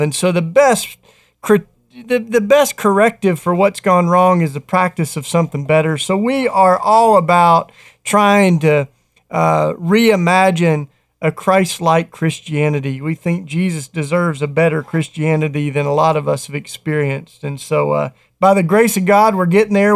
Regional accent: Tennessee, United States; moved away; a D J in my home state of Tennessee

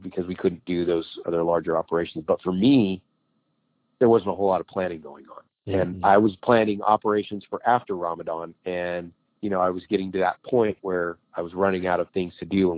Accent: Idaho, United States; Cause both my wife and I grew up in Idaho.

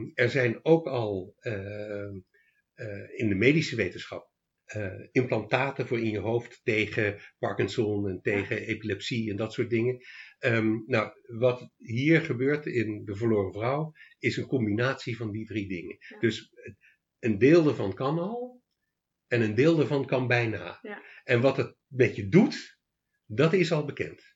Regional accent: Leiden, South Holland, Netherlands; born or raised there; moved away as an adult; also born or lived in Australia / Amsterdam / The Hague; now in Achterhoek, Netherlands

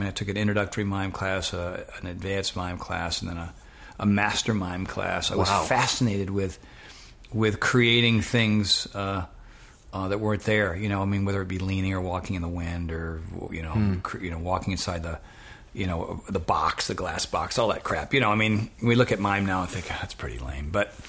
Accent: Westerly, Rhode Island, United States; also born or lived in Fort Knox, Kentucky; I'm a New Englander, and I grew up in Rhode Island. I grew up in a place called Westerly, Rhode Island.

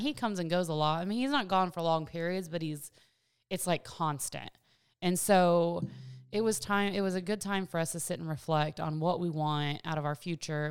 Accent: Virginia, United States; moved away as an adult; also born or lived in Washington State; now in Clarksville, United States; I grew up in Virginia

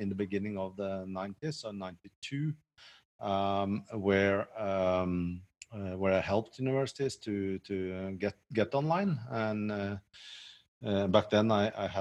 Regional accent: Norway; moved away as an adult; also born or lived in south of France; now in France; I'm Norwegian

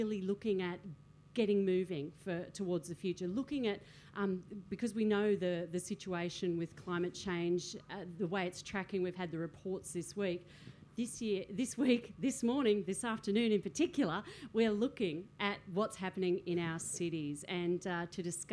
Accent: Sydney, New South Wales, Australia; I'm from Sydney

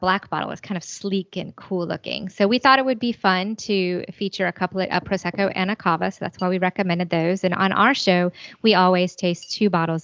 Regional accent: South Carolina, United States; we're from South Carolina

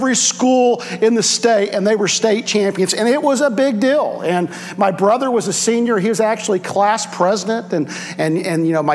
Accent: Indiana, United States; now in Ohio, United States; I grew up in Indiana

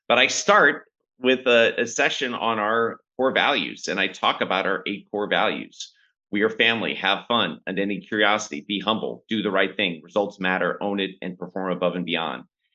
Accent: St. Louis, Missouri, United States; moved away as an adult; also born or lived in China; now in Bangkok, Thailand; I grew up in St. Louis in a kind of blue collar family

